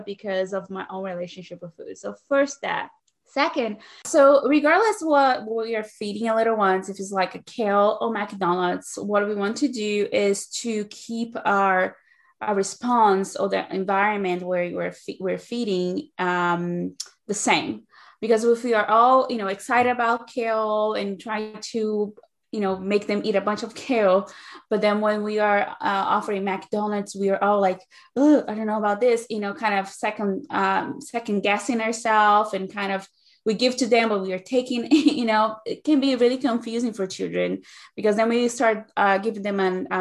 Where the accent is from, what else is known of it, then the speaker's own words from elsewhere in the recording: Brazil; English is a second language; moved away as an adult; now in United States; I'm originally from Brazil, so that is the reason for the accent that you might be picking up